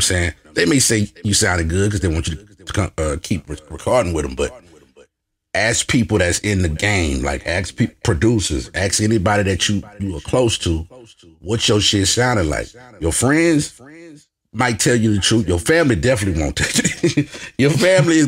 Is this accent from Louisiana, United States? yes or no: yes; Lake Charles, Louisiana, United States; moved away as an adult; also born or lived in Lafayette, Louisiana; I'm from Lake Charles. Born and raised.